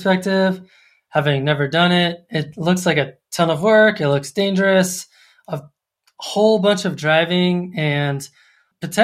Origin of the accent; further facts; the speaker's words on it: Colorado Springs, Colorado, United States; I grew up in Colorado Springs